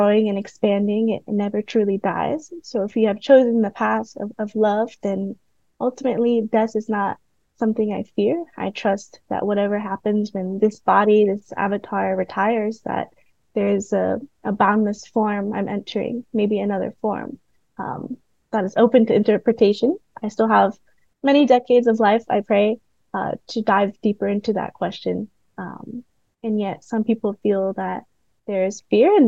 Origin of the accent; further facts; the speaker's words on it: Florida, United States; also born or lived in Puerto Rico (mother's family) / Vietnam (father's family); now in Black Mountain, United States; I'm from Florida